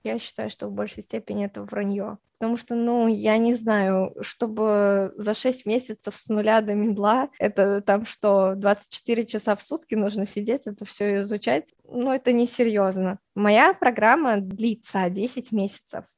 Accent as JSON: {"language": "Russian", "region": "Tashkent", "country": "Uzbekistan", "said": "мне 24 года, я из Ташкента"}